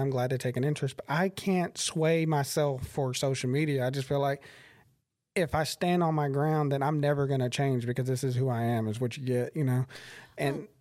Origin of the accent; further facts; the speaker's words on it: Crockett, United States; I'm from Crockett, and people are there genuinely oh, like people there are really kind of like they're set in their ways